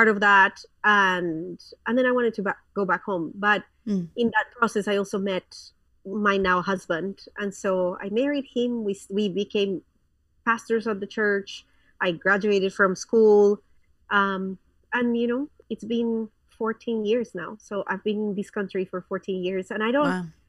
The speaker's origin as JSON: {"language": "English", "region": "Bogotá", "country": "Colombia", "tie": "born or raised there", "second_language": "English", "moved": "as an adult", "lives_now": "United States", "said": "I am a Colombian born and raised woman. I was born in Bogota, Colombia, and I was there until I was 25 years"}